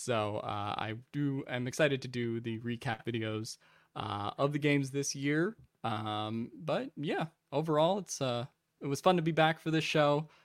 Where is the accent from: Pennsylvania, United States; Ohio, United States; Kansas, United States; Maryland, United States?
Pennsylvania, United States; Philadelphia; me being from actual Philadelphia